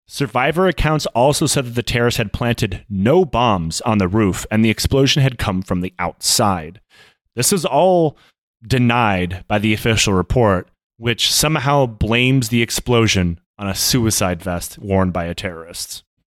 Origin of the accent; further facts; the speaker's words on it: United States; we're American